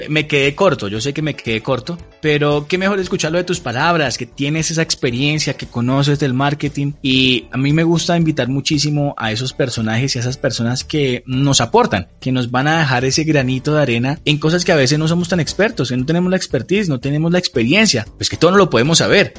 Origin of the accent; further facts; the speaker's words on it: Colombia; como buenos colombianos